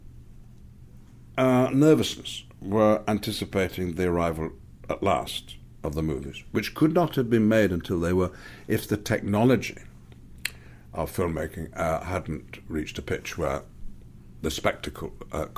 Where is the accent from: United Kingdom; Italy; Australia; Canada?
United Kingdom; England; I'm English